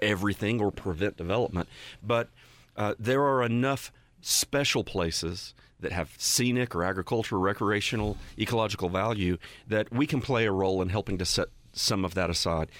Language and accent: English; Western North Carolina, United States; I grew up in Western North Carolina